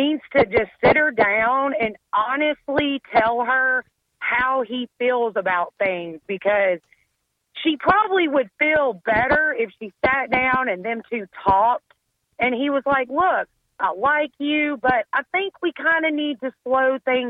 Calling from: Shreveport, Louisiana, United States; I'm from Shreveport, Louisiana.

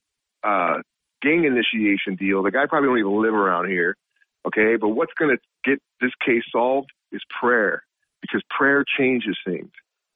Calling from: Binghamton, New York, United States; Real place that I really live, Binghamton.

